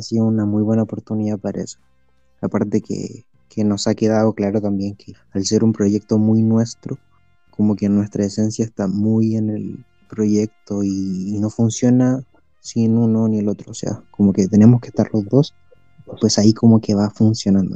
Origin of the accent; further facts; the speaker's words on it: Chile; soy de Chile